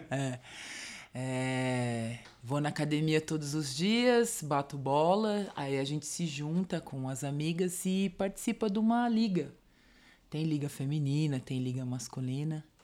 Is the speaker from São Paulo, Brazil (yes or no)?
yes; São Paulo, Brazil; also born or lived in Diadema; Eu sou do Ipiranga